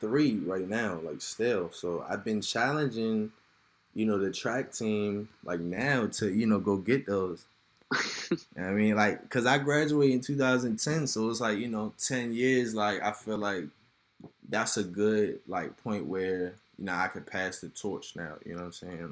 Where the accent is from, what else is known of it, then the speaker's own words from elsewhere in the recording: Severn, Maryland, United States; I grew up in Seven Oaks